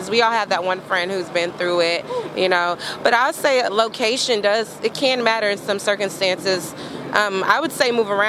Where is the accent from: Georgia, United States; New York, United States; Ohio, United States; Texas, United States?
Texas, United States; Well, I'm I'm Nigerian too, but I was born and raised in Texas. Lived in Texas all my life. Um, so it's been about 28 years now. I went to school in East Texas and I moved right back to North Texas. So I'm I'm a Texan at heart, but Nigerian by birth. Nigerian in the blood.